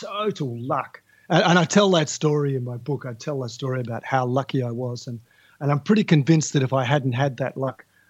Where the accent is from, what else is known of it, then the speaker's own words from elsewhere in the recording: Tasmania, Australia; now in Melbourne, Australia; I grew up in Tasmania, which is an island to the south of Australia, and I'm talking to your listeners now from Melbourne in Australia